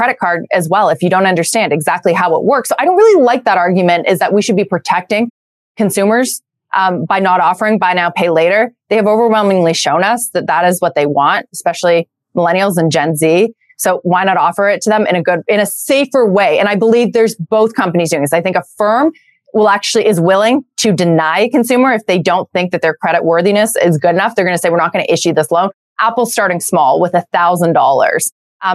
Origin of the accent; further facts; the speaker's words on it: Canada; moved away as an adult; now in United States; I'm Canadian. I've been living in the US for for about 6 years now.